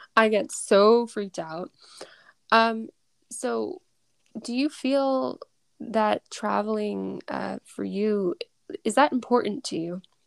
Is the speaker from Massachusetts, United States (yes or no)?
yes; Massachusetts, United States; I'm from Mass